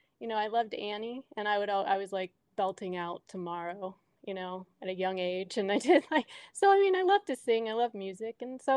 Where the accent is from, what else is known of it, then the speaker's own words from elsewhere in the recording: Richmond, Virginia, United States; also born or lived in Canada / Michigan; now in Vermont, United States; I grew up in Richmond, Virginia, but originally, I was born in Canada.